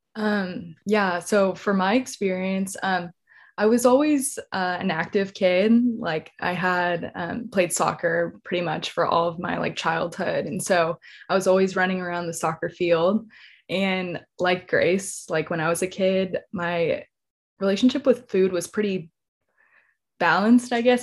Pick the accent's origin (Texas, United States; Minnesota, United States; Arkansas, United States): Texas, United States; San Antonio; also born or lived in College Station, Texas; I'm originally from San Antonio, Texas